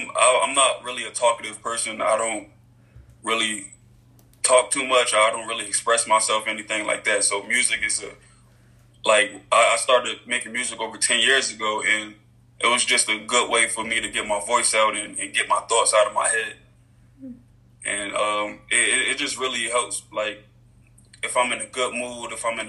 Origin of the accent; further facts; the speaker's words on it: Philadelphia, Pennsylvania, United States; I'm from North Philly.